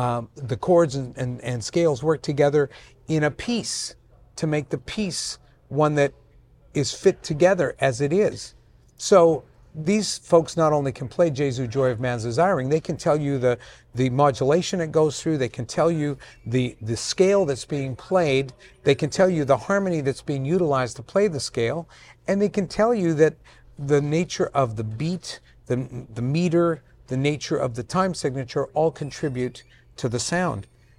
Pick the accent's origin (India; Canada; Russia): Canada; Vancouver, British Columbia; born there; I was born in Vancouver to immigrant parents who had just immigrated. So I beat being Italian by about a year.